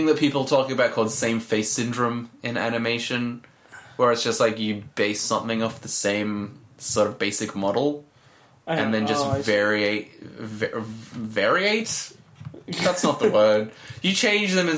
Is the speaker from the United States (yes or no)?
no; Australia; We're from Australia